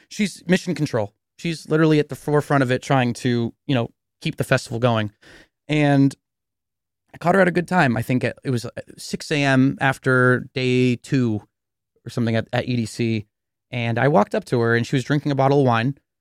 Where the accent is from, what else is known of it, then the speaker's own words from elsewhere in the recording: Cupertino, California, United States; I'm this kid from Cupertino